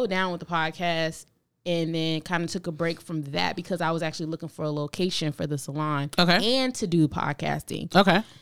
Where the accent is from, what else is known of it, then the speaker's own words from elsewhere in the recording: Brooklyn, New York, United States; now in Augusta, United States; Um, I am actually originally from Brooklyn. I was actually born